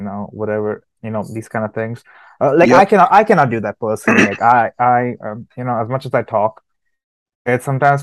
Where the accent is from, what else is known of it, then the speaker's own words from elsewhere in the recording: United States; I grew up in America